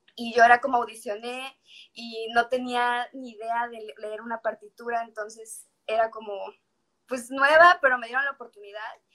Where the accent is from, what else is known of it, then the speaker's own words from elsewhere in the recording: Mérida, Yucatán, Mexico; also born or lived in Cuernavaca, Morelos; soy una cantautora de aquí, de Mérida, Yucatán. Nací en Cuernavaca, Morelos, pero tengo mucho, mucho tiempo viviendo aquí en Mérida